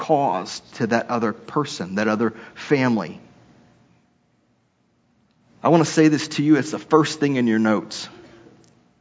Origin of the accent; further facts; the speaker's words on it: Texas, United States; moved away; I grew up in Texas